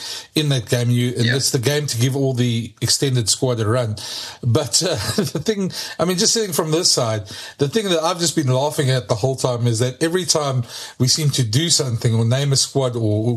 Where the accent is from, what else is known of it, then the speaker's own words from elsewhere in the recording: South Africa; as a South African